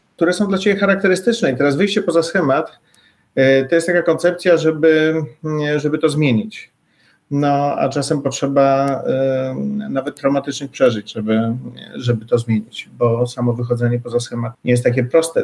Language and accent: Polish; near Warsaw, Masovian Voivodeship, Poland; ja tutaj jestem z okolic Warszawy